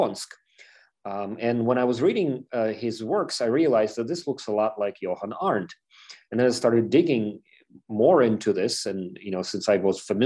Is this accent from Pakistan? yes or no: no; Ukraine; moved away; I'm from Ukraine